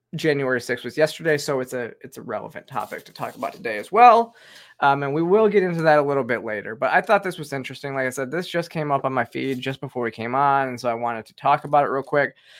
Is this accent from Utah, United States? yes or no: no; Michigan, United States; I'm from Michigan